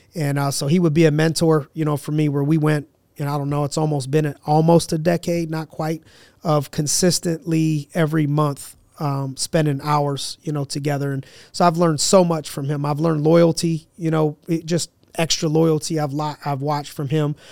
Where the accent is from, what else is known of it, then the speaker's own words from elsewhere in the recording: Youngstown, Ohio, United States; a branch of Inspiring Minds, Youngstown in my hometown